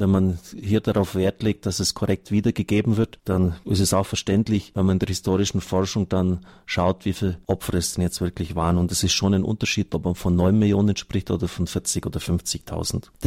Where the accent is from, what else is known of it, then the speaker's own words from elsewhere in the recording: Fischau, Lower Austria, Austria; Allein aus meiner Gemeinde, wo ich herkomme, Fischau, sind Dutzende Juden abtransportiert worden in Viehwägen.